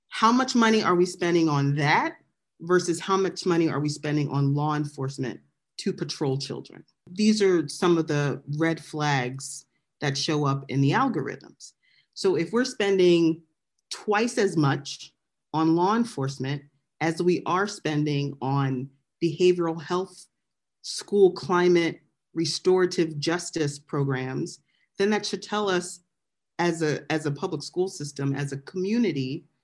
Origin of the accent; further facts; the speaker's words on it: Philadelphia, Pennsylvania, United States; moved away; So I was born and raised in Southwest Philly.